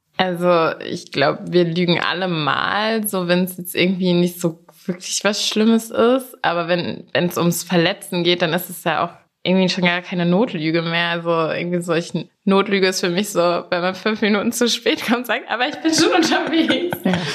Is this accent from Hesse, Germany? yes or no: yes; near Wiesbaden, Hesse, Germany; moved away as an adult; also born or lived in Stade / United States / Berlin; now in Hamburg, Germany; Bin aber nur geboren und bin in Hessen aufgewachsen, hinter Wiesbaden auf einem Dorf.